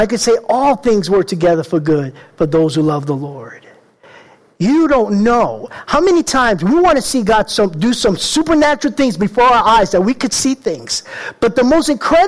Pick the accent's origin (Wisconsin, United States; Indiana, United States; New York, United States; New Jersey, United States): New York, United States; New York City; I grew up in the Bronx, tough little guy.